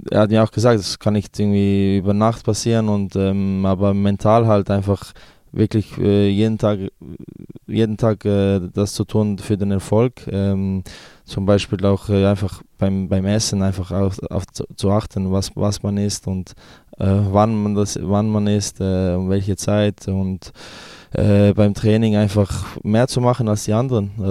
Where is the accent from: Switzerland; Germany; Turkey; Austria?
Switzerland; Also ich, fühl, ich habe mich schon immer als äh, Serbe gefühlt, ähm, ja, weil meine Eltern noch äh, von, da, von da sind. Ähm, aber bin auch der Schweiz sehr dankbar, dass ich äh, in dem Land aufwachsen durfte